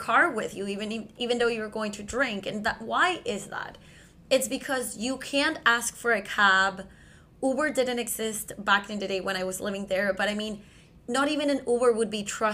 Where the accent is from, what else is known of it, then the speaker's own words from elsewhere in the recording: Venezuela; moved away; I come from Latin America, specifically from Venezuela, which is located in South America